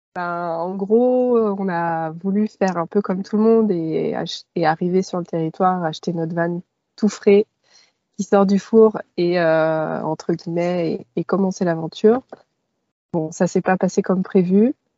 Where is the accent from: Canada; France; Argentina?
France; Paris suburbs, Val-d'Oise, Île-de-France; moved away as an adult; viens de banlieue parisienne, dans le Val d'Oise